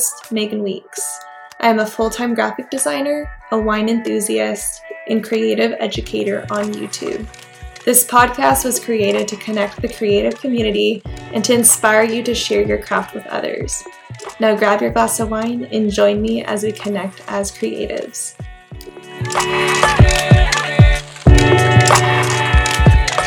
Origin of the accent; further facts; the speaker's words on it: California, United States; now in Nevada, United States; But I grew up in California.